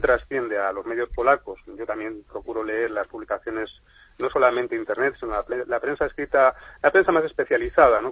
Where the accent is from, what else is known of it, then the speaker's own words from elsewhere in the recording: Spain; como españoles y como gente